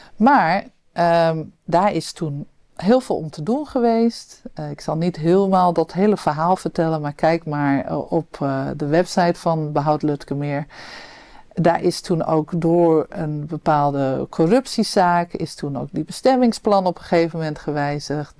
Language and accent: Dutch; Amsterdam, North Holland, Netherlands; we als Amsterdammers